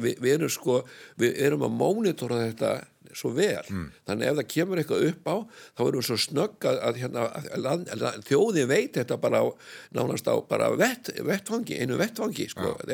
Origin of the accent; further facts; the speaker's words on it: Iceland; ég er frá Íslandi